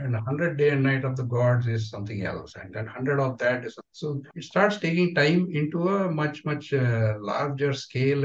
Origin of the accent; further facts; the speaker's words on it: Udupi, Karnataka, India; I'm from Udupi